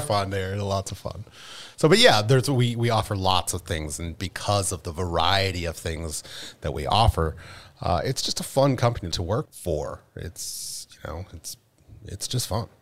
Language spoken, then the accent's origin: English; Penn State, Pennsylvania, United States; moved away as an adult; I'm originally from Penn State.